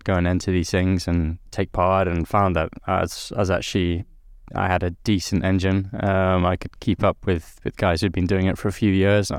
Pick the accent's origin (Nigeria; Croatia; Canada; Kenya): Kenya; Nairobi; lucky, I guess, with my upbringing in Nairobi in Kenya. I'd always been born as a Brit. I knew my family was British. I was a British kid growing up in Africa.